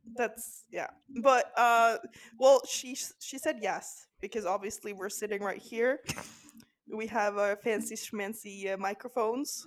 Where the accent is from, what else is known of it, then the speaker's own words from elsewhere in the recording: Norway; now in Amsterdam, Netherlands; So I'm 26 and I'm from Norway.